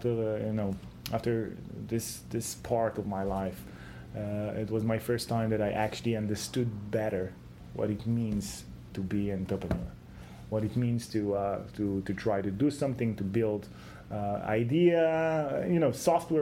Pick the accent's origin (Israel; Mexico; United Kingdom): Israel; I'm coming from Israel, so the Israeli mentality is always in pushing forward